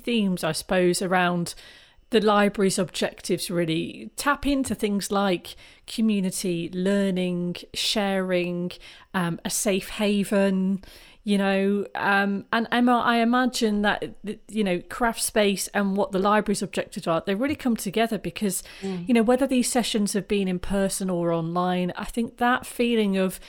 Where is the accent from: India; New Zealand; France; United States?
India; now in Coventry, United Kingdom; I'm from an Indian village where we used to use natural clay to make beads and thread them on wool. I grew up in nature.